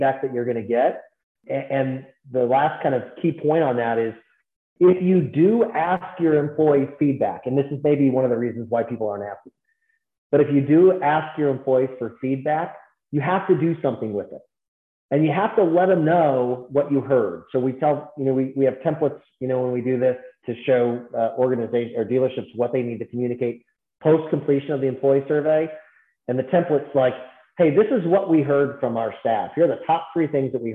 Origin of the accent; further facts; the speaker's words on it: Naperville, Illinois, United States; also born or lived in Fargo, North Dakota; Naperville, Illinois, 30 miles outside of Chicago